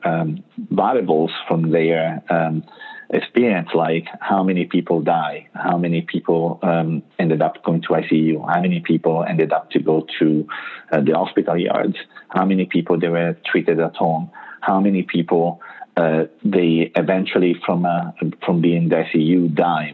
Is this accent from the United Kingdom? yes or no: no; Italy; English is a second language; moved away as an adult; also born or lived in United States; I'm Italian